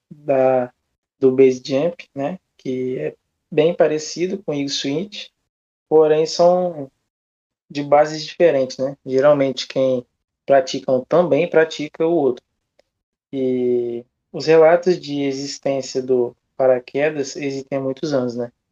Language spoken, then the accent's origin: Portuguese; Castelo, Espírito Santo, Brazil; como eu sou de Castelo, né?